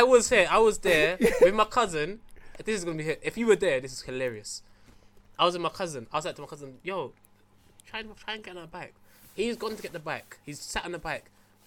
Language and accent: English; London, United Kingdom; Because I grew up in Stamford Hill.